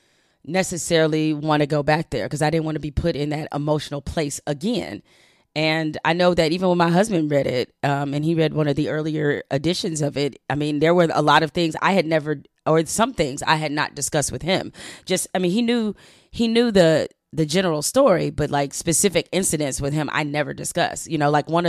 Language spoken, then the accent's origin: English; Detroit, Michigan, United States; Black, impoverished, and growing up in Detroit